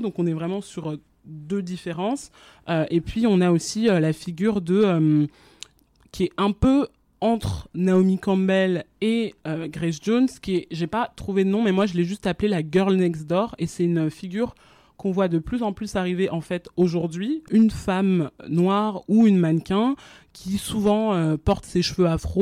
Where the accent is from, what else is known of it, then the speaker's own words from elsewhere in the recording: France; also born or lived in Guinea / Abidjan, Côte d'Ivoire; moi j'ai grandi en France mais avant ça j'habitais en Guinée avec ma famille parce que mes parents ils étaient en expatriation là-bas pendant 10 ans. Et donc je suis arrivée en France quand j'avais 4 ans